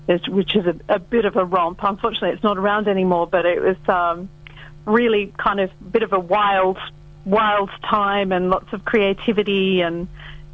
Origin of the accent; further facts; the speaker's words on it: Australia; now in Los Angeles, United States; I'm from Australia